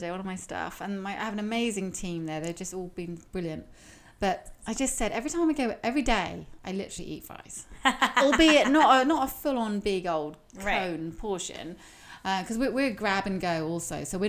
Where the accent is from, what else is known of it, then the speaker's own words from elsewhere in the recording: United Kingdom; moved away; I'm British